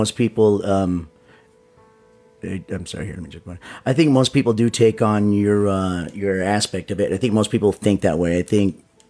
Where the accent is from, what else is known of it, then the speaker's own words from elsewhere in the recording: Las Vegas, Nevada, United States; I'm figuring from Vegas, and Vegas has a lot of old school casinos and places here.